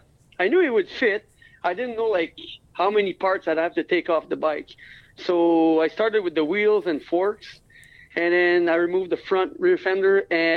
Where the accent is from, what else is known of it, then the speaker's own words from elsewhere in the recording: Rivière-Rouge, Quebec, Canada; I'm 35 years old. I'm from Rivière-Rouge, Quebec.